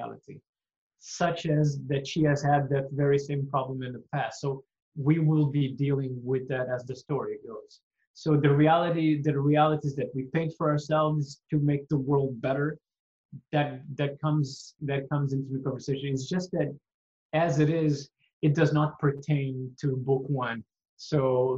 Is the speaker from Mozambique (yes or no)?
yes; Mozambique; now in Quebec, Canada; I was growing up in Mozambique